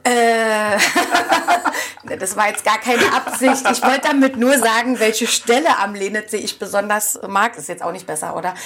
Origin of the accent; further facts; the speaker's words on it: Oranienburg, Brandenburg, Germany; Das ist bei mir der Bereich ähm, Erzberger Straße, da bin ich groß geworden